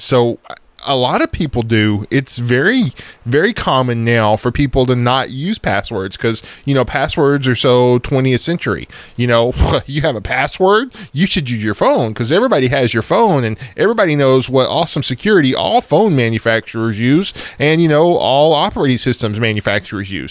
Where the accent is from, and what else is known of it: United States